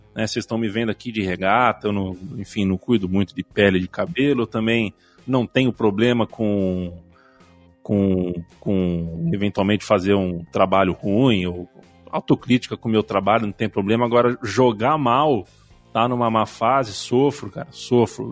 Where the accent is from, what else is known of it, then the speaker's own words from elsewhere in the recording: São Paulo, Brazil; eu sou de São Paulo